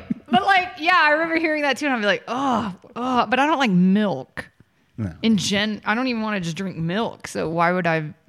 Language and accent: English; Atlanta, Georgia, United States; You guys know I'm from Atlanta.